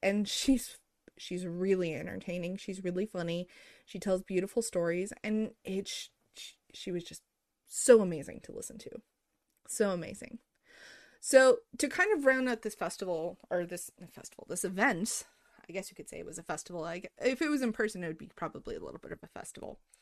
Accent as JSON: {"language": "English", "country": "United States", "tie": "born or raised there", "said": "growing up in America"}